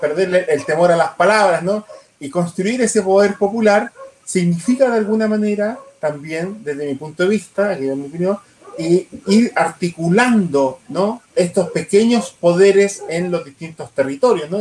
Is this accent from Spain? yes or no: no; Quirihue, Ñuble, Chile; yo que soy de Quirihue